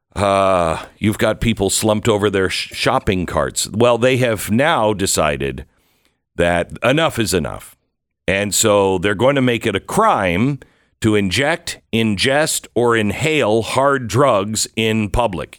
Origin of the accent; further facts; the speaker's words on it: Mount Vernon, Washington, United States; also born or lived in Sumner, Washington / Bellingham, Washington; I grew up mainly in a small little town north of Seattle called Mount Vernon